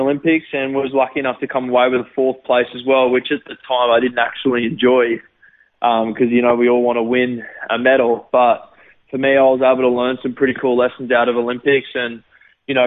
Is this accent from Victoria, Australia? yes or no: no; Gold Coast, Queensland, Australia; also born or lived in Sydney, Australia; it was great growing up there. I lived there for about 6 months and then moved to the Gold Coast, and I've lived on the Gold Coast ever since.